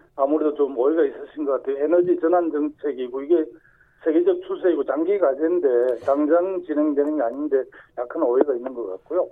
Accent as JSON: {"language": "Korean", "town": "Sacheon", "region": "South Gyeongsang", "country": "South Korea", "tie": "born or raised there", "said": "제 고향인 그 경남 사천"}